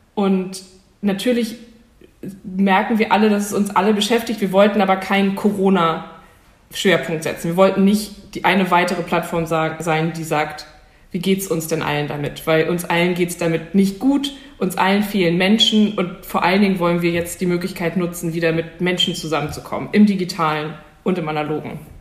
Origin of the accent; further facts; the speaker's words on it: Hamburg, Germany; für mich ganz persönlich als Hamburgerin